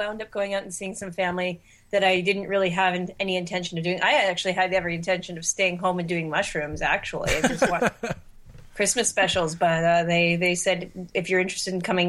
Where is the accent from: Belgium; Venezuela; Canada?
Canada; I'm Canadian now anyway.